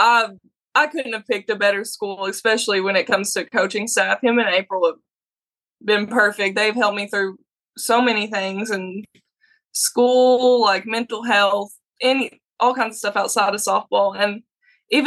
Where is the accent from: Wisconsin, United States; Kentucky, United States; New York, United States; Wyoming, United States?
Kentucky, United States; Hazard; I'm from Hazard, Kentucky, about an hour away.